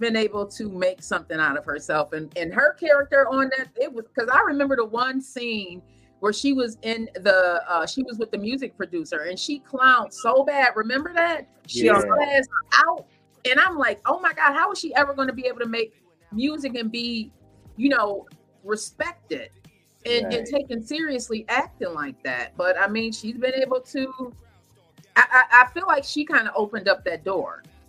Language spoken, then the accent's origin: English; New York, United States; I guess because I'm like a New Yorker and we get to see all the different seasons.